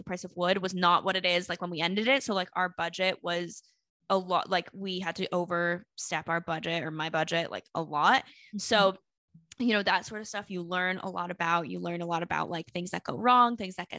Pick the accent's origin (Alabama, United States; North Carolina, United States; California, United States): North Carolina, United States; Charlotte; moved away as an adult; also born or lived in South Florida; now in Miami, United States; I feel like Charlotte was home to me